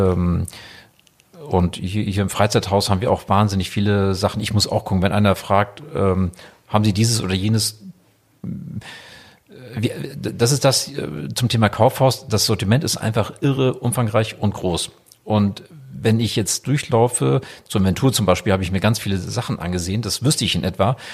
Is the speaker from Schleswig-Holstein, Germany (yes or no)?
yes; Sylt, Schleswig-Holstein, Germany; also born or lived in Wiesbaden; ich selber geboren in Wiesbaden und dann ähm, gehöre ich halt zu der Familie. Das heißt, mein Vater wurde dann von meinem Onkel gefragt, ob er nach Sylt kommen könnte. Dass wir 1984 nach Sylt gezogen